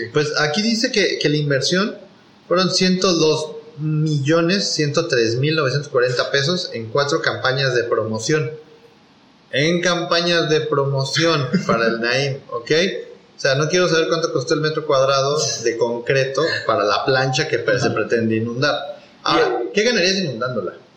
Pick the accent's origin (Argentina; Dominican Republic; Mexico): Mexico; para todos los que somos de México